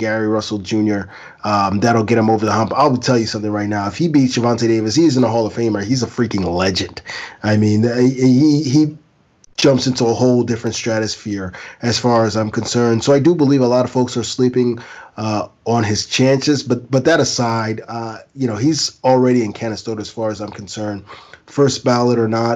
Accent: Ghana; as a Ghanaian

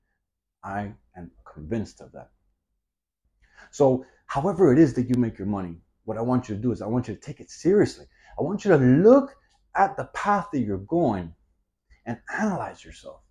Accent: Miami, Florida, United States; I'm born and raised in Miami

